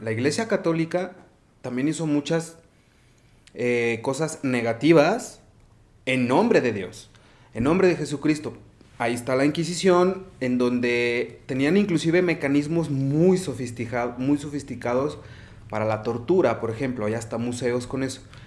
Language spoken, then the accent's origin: Spanish; Mexico; nuestra fe y nuestra espiritualidad como sociedad, como cultura mexicana